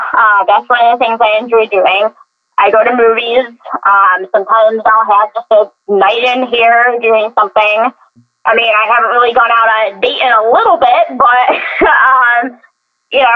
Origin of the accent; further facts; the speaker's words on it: Buffalo, New York, United States; I come from Buffalo, New York, where it snows